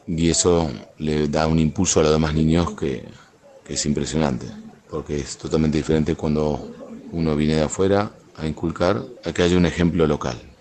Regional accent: Argentina; moved away as an adult; now in Chocó, Colombia; ya por mi acento, se darán cuenta que no soy de acá, soy argentino

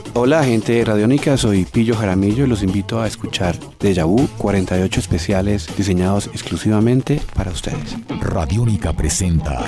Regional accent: Barranquilla, Atlántico, Colombia; moved away as an adult; also born or lived in United States; soy barranquillero

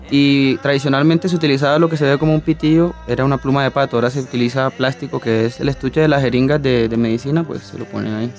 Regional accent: Cartagena, Bolívar, Colombia; also born or lived in Tunja; Yo en realidad nací en Tunja, pero me llevaron a un mes y medio para Cartagena. Mi madre es cartagena, mi papá es, boyaco. Me crié allá

